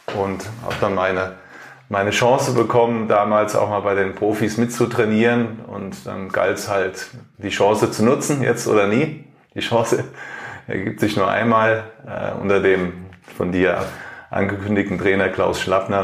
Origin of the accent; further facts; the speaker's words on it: Germany; ich als Deutscher